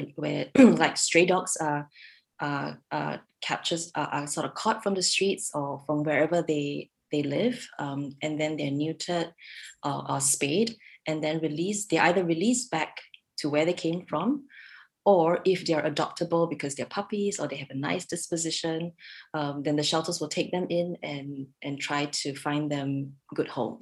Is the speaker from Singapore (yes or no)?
yes; Singapore; moved away as an adult; now in Redmond, United States; we're from Singapore originally.